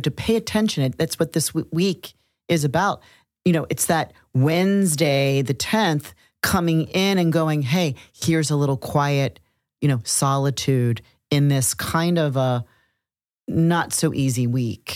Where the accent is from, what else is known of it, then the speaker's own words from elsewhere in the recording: Cincinnati, Ohio, United States; moved away; In Cincinnati, Ohio, my hometown